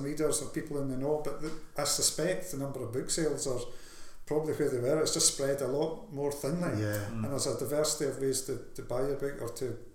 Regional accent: Scotland, United Kingdom; being called a Scottish writer, because I'm Scottish and I'm a writer

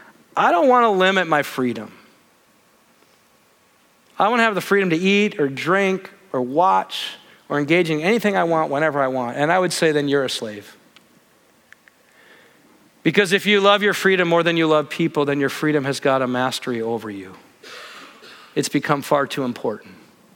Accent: Midwest, United States; The place I grew up in the Midwest, it was like Christians couldn't drink, couldn't dance, couldn't go to movies

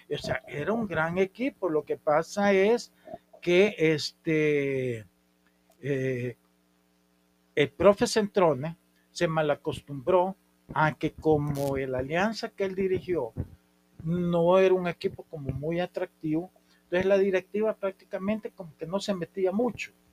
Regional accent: San Miguel, El Salvador; yo este, nací en San Miguel

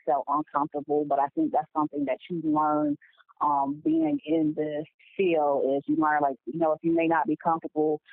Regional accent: West Michigan, United States; moved away as an adult; now in Charlotte, United States; I'm in the Charlotte area, Charlotte, North Carolina, but I am originally from West Michigan

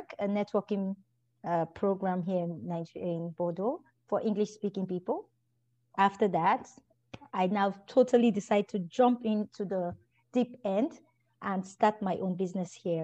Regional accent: Anambra, Nigeria; moved away as an adult; also born or lived in Lagos, Nigeria; I am originally from Anambra State. My mom is from Delta State

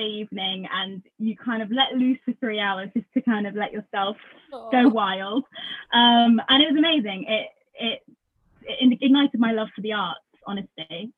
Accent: Lincolnshire, East Midlands, United Kingdom; I was born in Lincolnshire. I'm here right now, actually. I'm back home for now. But yeah, I grew up in Lincolnshire.

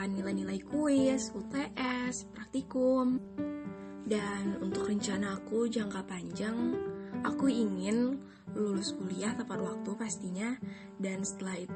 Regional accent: Aceh Tamiang, Aceh, Indonesia; Aku asal Aceh, tepatnya di Aceh Tamiang.

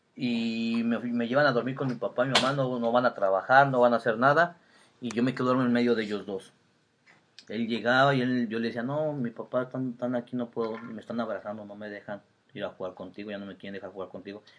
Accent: Toluca, State of Mexico, Mexico; fue cuando llegamos a vivir al centro de Toluca y ya este, ahí nos quedamos

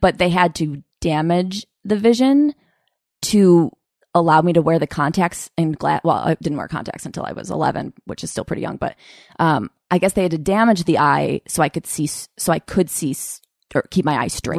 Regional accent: Utica, New York, United States; moved away; I'm from Utica, outside of Utica, New York

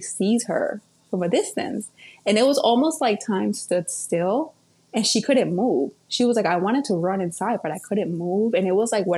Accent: Colombia; moved away; I grew up in Colombia

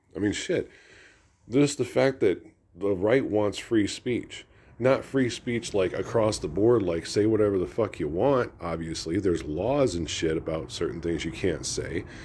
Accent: United States; As an American

